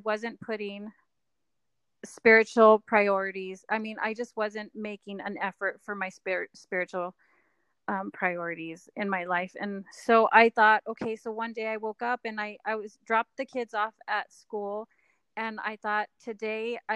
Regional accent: Texas, United States; moved away as an adult; now in Utah, United States; I'm from Texas

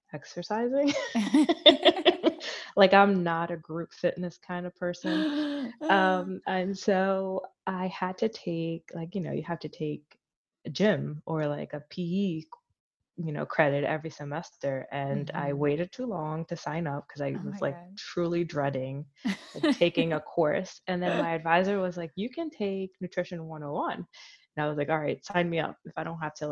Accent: Philadelphia, Pennsylvania, United States; I grew up in Philly, so I grew up in a very diverse community.

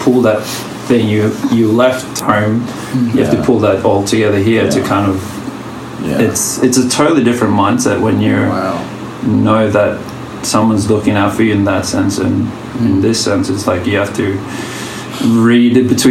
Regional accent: Australia; also born or lived in Vanuatu; I'm from Australia/Vanuatu

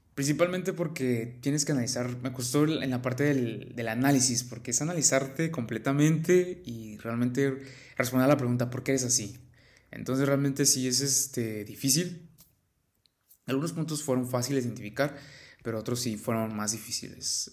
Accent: Mexico; yo soy de México

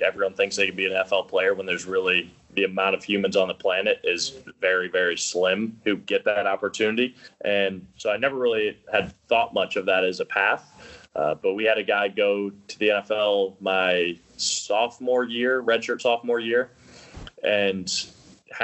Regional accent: St. Charles, Missouri, United States; I grew up in St. Charles, Missouri, suburb outside of St. Louis.

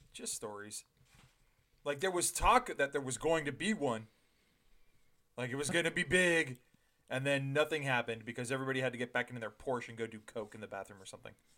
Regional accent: Ontario, Canada; I was raised in Ontario

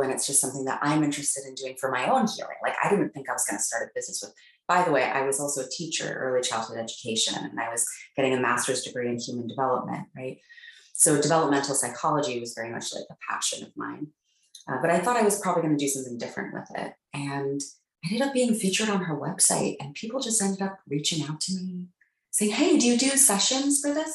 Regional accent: Palo Alto, California, United States; I grew up in Palo Alto, California

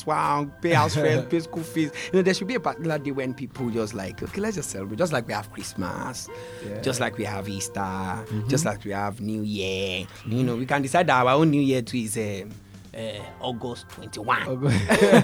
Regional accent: Lagos, Nigeria; moved away as an adult; also born or lived in Ogbomosho; Then I came back to Lagos fully. I was born in Lagos anyway

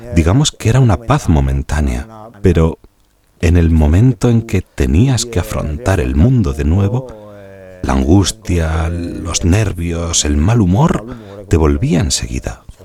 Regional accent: Lumezzane, Lombardy, Italy; de Lumezzane, en la provincia de Brescia, Italia

